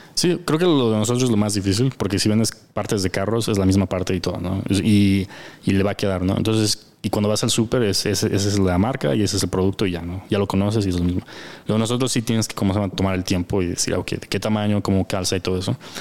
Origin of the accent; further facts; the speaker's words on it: United States; now in Mexico; los socios somos de Estados Unidos